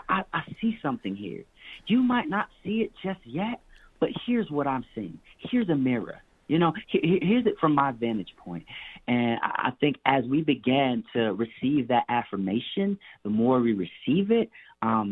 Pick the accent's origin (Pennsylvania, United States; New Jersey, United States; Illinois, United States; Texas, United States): Illinois, United States; Chicago; I'm from Chicago.